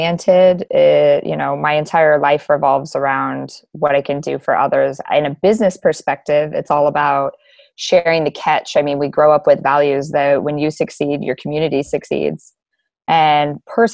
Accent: Anchorage, Alaska, United States; also born or lived in Kodiak, Alaska; I'm born and raised in Alaska, been here in Anchorage most of my life

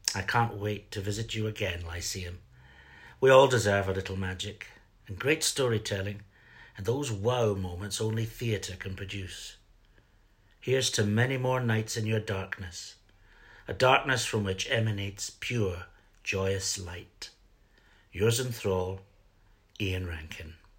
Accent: Fife, Scotland, United Kingdom; also born or lived in Edinburgh; I grew up in Fife

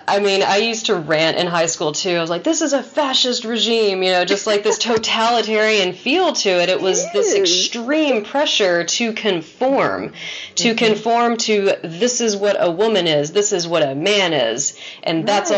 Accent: Texas, United States; growing up in Texas

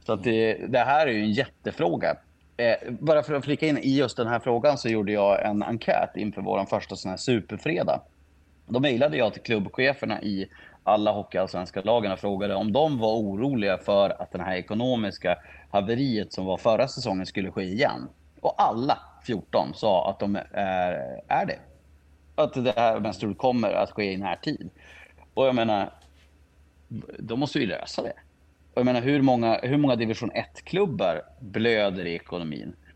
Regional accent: Skellefteå, Västerbotten County, Sweden; now in Umeå, Sweden; jag är född i Skellefteå och har bott i Umeå i tio år

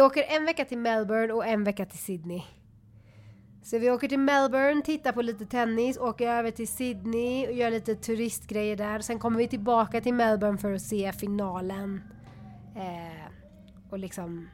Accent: Sweden; jag är så svensk

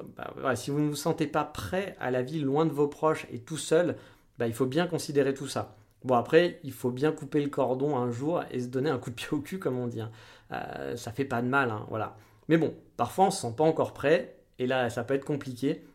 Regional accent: France; moved away; on était français

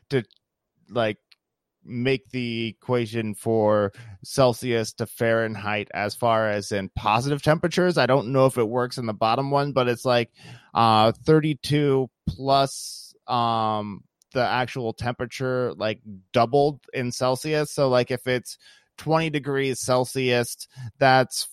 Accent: Midwest, United States; I'm from the Midwest

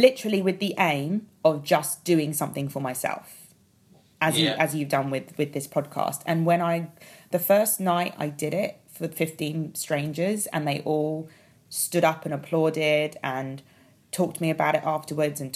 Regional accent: London, United Kingdom; I'm a Londoner

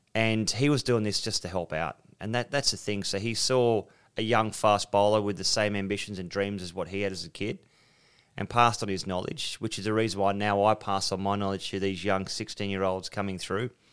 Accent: South Coast, two hours out of Sydney, New South Wales, Australia; I was born on the South Coast, two hours out of Sydney, had some wonderful teachers

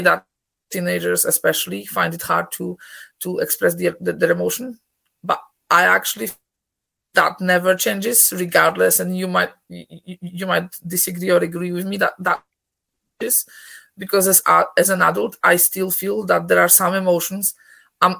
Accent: Poland; English is a second language; moved away as an adult; now in Scotland, United Kingdom; I'm originally from Poland, Scotland for the last 17 years

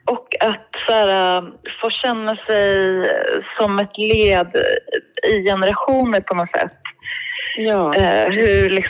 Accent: Uppsala, Uppsala County, Sweden; jag kommer från Uppsala, vi brukade åka till julspelet i domkyrkan.

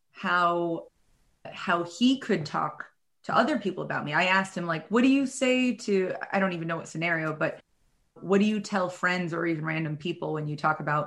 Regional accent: New York City, New York, United States; I'm from New York City. I spent like the last decade in New York City

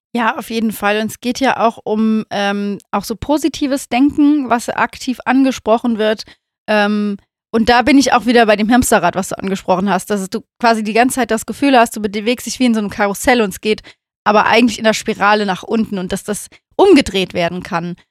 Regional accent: Rhineland, Germany

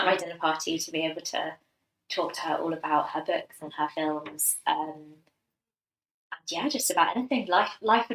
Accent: London, United Kingdom; we grew up in London

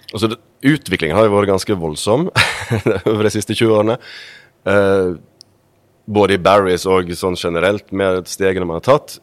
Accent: Sogndal, Vestland, Norway; moved away as an adult; also born or lived in Bergen; Jeg kommer opprinnelig fra Sogndal

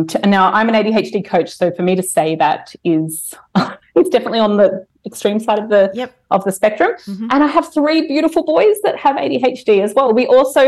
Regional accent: Brisbane, Queensland, Australia; my hometown, from Brisbane

